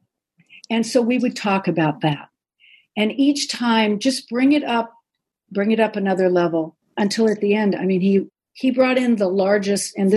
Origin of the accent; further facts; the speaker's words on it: United States; I'm an American woman